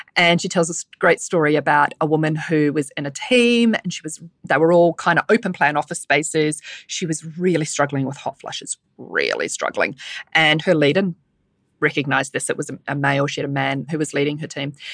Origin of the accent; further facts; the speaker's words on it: New Zealand; accent: Kiwi; now in Sydney, Australia; my Kiwi accent